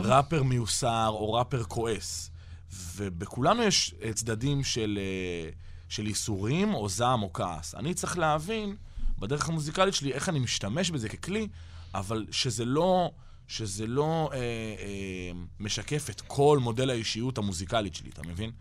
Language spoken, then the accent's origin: Hebrew; Israel; אנחנו ישראלים אחרי הכל